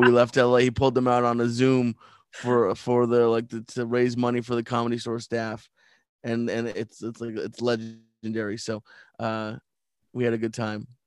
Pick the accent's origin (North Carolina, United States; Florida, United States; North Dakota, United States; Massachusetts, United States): Massachusetts, United States; Sudbury; moved away as an adult; also born or lived in Los Angeles; I grew up outside of Boston in a very small town called Sudbury